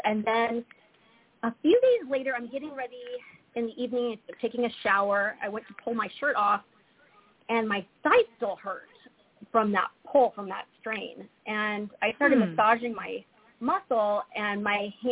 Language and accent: English; Lincoln, Nebraska, United States; also born or lived in Omaha, Nebraska; I was born and raised in Nebraska, so I'm a Midwest girl at heart. I was born in Omaha. I was raised in Lincoln